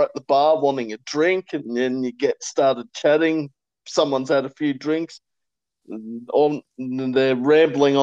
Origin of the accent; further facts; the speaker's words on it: Warragul, Victoria, Australia; I'm from regional Victoria